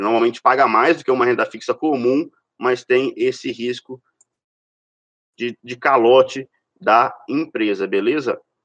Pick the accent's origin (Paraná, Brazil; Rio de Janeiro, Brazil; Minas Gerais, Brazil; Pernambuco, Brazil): Minas Gerais, Brazil; Sou de Minas também